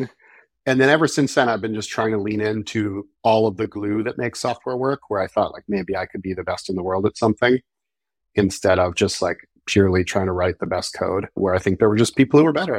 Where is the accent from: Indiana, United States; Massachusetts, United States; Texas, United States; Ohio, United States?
Massachusetts, United States; Marblehead; I grew up in the very nice suburbs of the North Shore of Boston, a small town called Marblehead